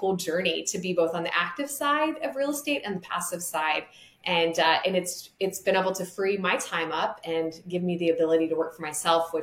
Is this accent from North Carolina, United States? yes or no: no; Montana, United States; now in Lynchburg, United States; my background is I came from Montana.